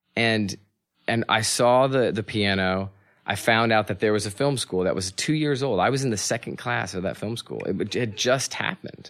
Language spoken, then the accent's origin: English; North Carolina, United States; also born or lived in California; And then we settled in North Carolina